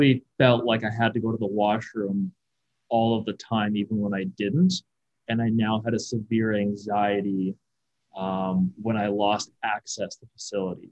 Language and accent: English; Kelowna, British Columbia, Canada; I was born and raised in Kelowna